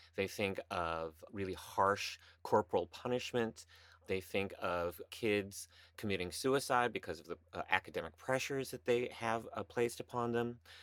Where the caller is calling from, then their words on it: New York City, New York, United States; I am calling in from the cl, my closet here in Midtown Manhattan